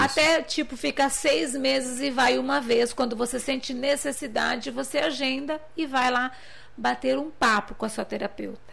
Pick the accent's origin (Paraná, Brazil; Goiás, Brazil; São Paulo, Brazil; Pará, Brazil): São Paulo, Brazil; Limeira; eu sou de Limeira